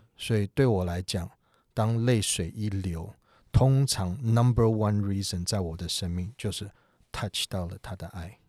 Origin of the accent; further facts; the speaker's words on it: United States; 我是美国长大的